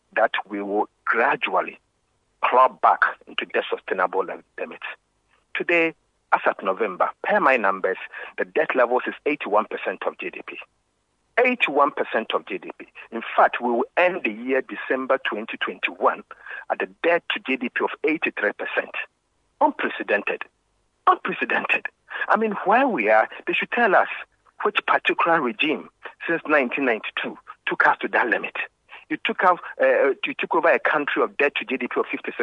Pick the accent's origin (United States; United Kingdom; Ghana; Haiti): Ghana; I'm a Ghanaian first and a politician second